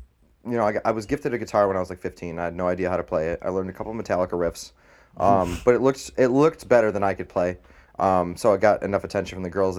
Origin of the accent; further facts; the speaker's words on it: Canandaigua, New York, United States; born there; My parents, I was born in Canandaigua.